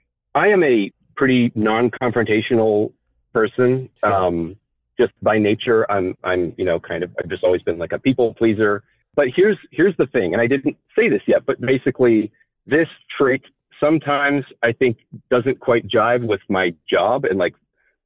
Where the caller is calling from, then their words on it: Phoenix, Arizona, United States; I am 31, and I am calling from Arizona.